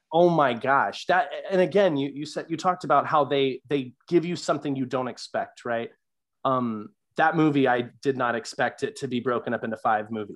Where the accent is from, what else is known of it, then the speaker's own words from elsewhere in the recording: the South, United States; growing up in the South